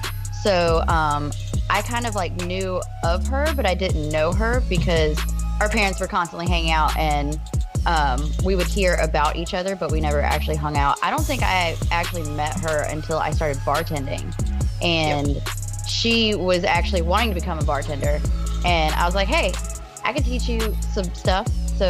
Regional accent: Montgomery, Alabama, United States; We come from a very small city. It's still like the capital of Alabama. We're from Montgomery, Alabama, but it's still very small.

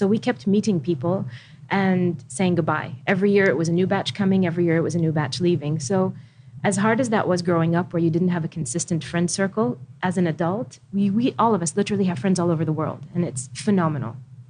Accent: Khobar, Eastern Province, Saudi Arabia; also born or lived in Riyadh; I was born in Riyadh and then we moved to Khabar, which is in the north of Saudi, where the air base is, and my father was a fighter pilot. So we were there up until I was 6 years old.

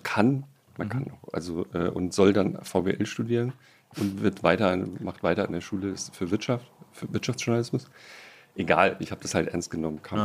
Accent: Baden-Württemberg, Germany; moved away; als Badener

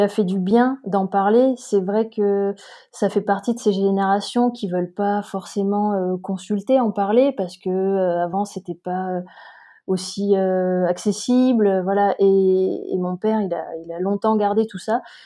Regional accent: Montpellier, Occitania, France; moved away as an adult; also born or lived in Paris; now in Briançon, France; je suis originaire de Montpellier.

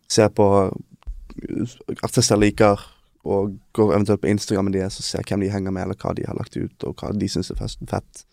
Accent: Bergen, Vestland, Norway; also born or lived in Denmark; dette her er der vi er fra

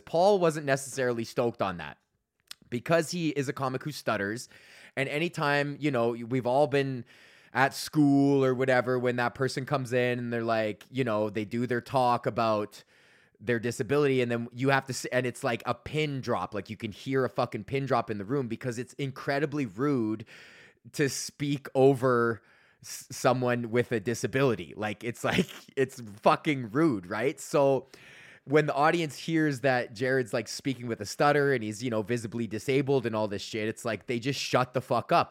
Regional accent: Georgetown, Ontario, Canada; I was in Georgetown, here in Georgetown, and my hometown

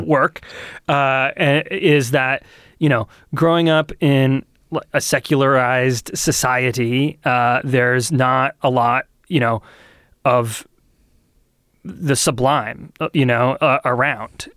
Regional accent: Lee, New Hampshire, United States; also born or lived in Portsmouth, New Hampshire; I grew up in Lee

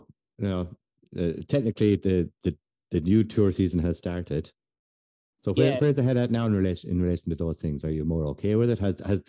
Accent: Ireland; maybe it's because we're Irish

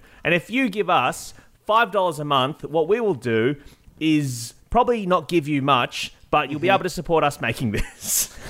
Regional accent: Illawong, New South Wales, Australia; I've just found out about a castle in my hometown of Illawong.

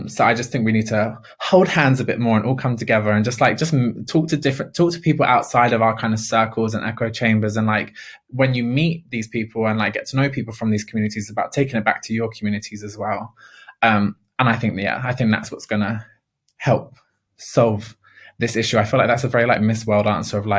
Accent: London, United Kingdom; I am a council estate girl. I'm from Ladbroke Grove, and council estates, I love being from a council estate

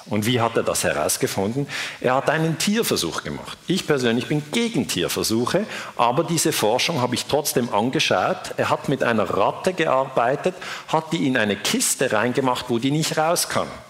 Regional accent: Switzerland; ich bin Schweizer

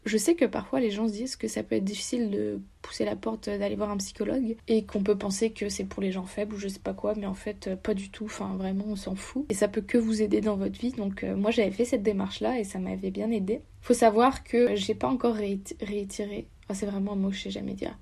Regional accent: France; moved away as an adult; now in Canada; je suis étudiante au Canada, mais en soi, je viens de France

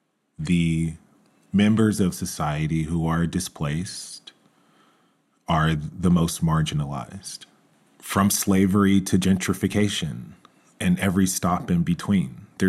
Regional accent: Georgia, United States; Growing up in Georgia, I have always appreciated her sensibilities on Southern food

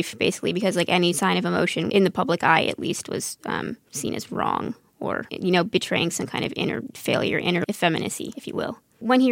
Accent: Northern Virginia, United States; I'm from Northern Virginia

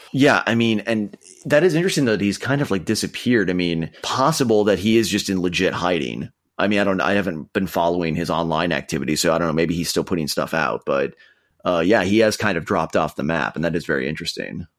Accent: Minnesota, United States; my home state of Minnesota

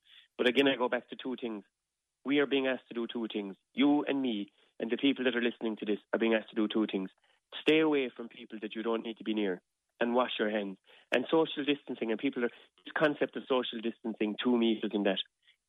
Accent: Ireland; not because of anything we did as Irish people, but because of this nasty virus.

